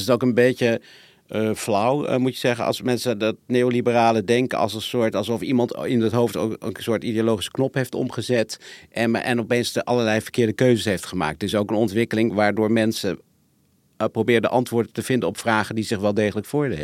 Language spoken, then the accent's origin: Dutch; Zwanenburg, North Holland, Netherlands; moved away; ik ben zelf opgegroeid in, uh, in Zwanenburg